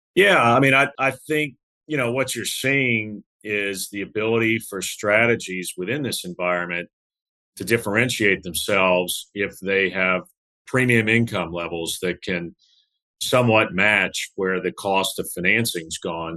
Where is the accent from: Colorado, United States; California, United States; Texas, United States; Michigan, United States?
Texas, United States; Santa Fe; My hometown is a small town, uh, Santa Fe, Texas, often confused with Santa Fe, New Mexico, but it's a small town uh, in Galveston County